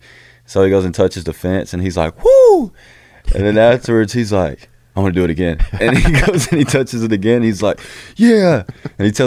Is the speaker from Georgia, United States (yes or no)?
yes; Fort Oglethorpe, Georgia, United States; I grew up in Fort Oglethorpe, Georgia